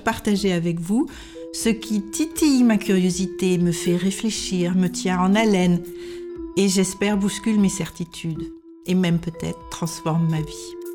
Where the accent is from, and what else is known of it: France; moved away as an adult; now in Denmark